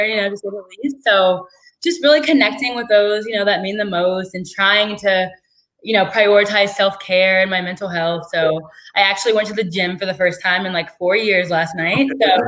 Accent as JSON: {"language": "English", "town": "Canton", "region": "Ohio", "country": "United States", "tie": "born or raised there", "moved": "as an adult", "lives_now": "New York City, United States", "said": "I'm from Canton, Ohio, which is like an hour south of Cleveland"}